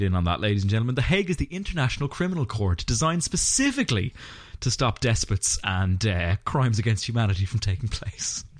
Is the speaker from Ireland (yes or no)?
yes; Ireland; We're both Irish podcasters